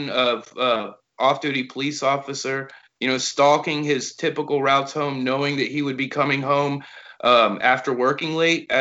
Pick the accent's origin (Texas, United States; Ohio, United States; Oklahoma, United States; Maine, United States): Texas, United States; moved away as an adult; now in Bardstown, United States; when I was little and growing up in Texas